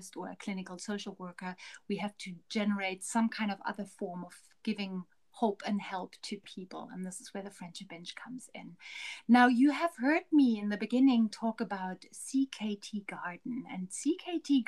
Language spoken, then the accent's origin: English; West Germany, Germany; now in Harare, Zimbabwe; I'm also originally from Germany, but from West Germany